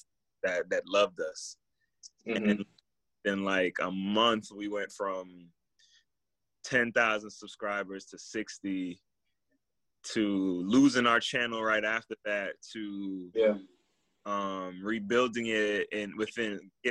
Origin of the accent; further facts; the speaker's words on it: Miami, Florida, United States; moved away; my best friend that I grew up with in Miami